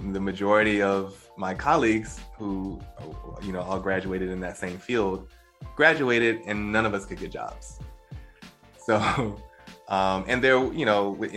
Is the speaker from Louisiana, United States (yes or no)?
yes; Baton Rouge, Louisiana, United States; moved away as an adult; also born or lived in New York City; I'm originally from Louisiana, Baton Rouge, Louisiana. So I'm a Southern boy